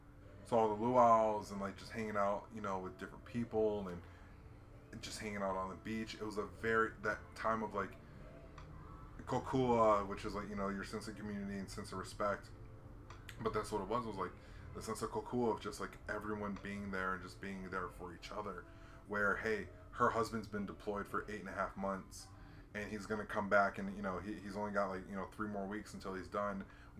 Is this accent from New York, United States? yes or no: no; Hawaii, United States; And when I was a kid growing up in Hawaii, there was only two families that had a fence in the yard.